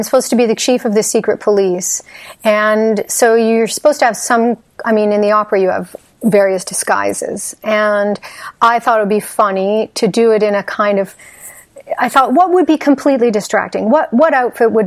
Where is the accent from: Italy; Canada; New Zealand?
Canada; Waverley, Nova Scotia; moved away as an adult; also born or lived in The Hague, Netherlands; I'm from Waverley. And I get asked a lot about it, which I'm happy to speak about because it was such a wonderful place to grow up.